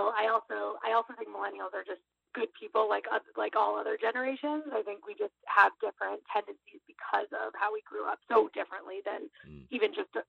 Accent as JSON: {"language": "English", "town": "Boston", "region": "Massachusetts", "country": "United States", "tie": "born or raised there", "said": "I grew up in Boston, but spent many years kind of around the globe, like many millennials. And I'm back here now in Boston"}